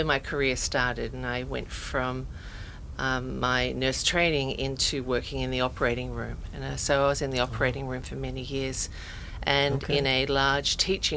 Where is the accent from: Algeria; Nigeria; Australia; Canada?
Australia; moved away as an adult; now in United States; I'm Australian, and that's where my career started